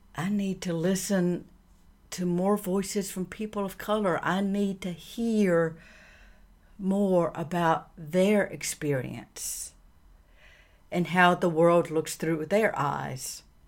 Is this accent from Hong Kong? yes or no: no; the American South, United States; I grew up in the American South in the 60s